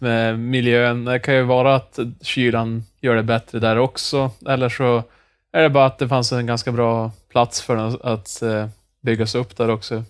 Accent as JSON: {"language": "Swedish", "region": "Norrland", "country": "Sweden", "said": "som norrlänning"}